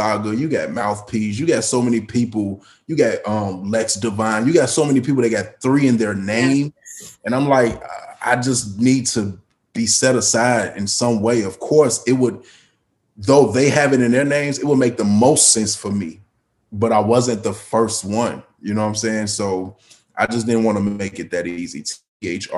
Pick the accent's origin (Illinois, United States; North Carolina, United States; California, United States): Illinois, United States; Chicago; I live in a city of Chicago. So most people are like, oh, I'm from Chicago, but they live in Matteson, Illinois, or something. Like, I'm really from Chicago